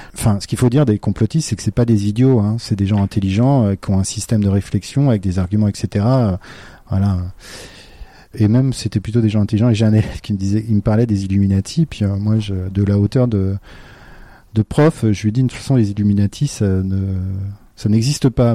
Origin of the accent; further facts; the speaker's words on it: Brittany, France; je suis breton